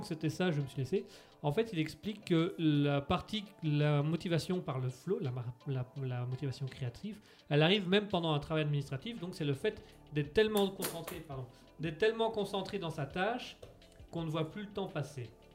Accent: France; Je suis français

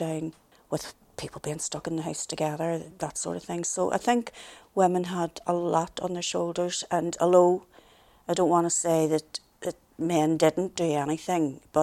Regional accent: Belfast, Northern Ireland, United Kingdom; I was from the Woodfield area of the Shankill, and one of the sort of traditional things was, I was the youngest of nine

